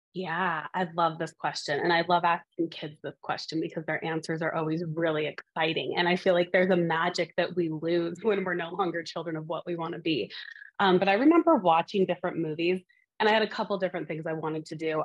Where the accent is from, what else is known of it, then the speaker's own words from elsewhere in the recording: Montana, United States; now in Boston, United States; I am from the beautiful state of Montana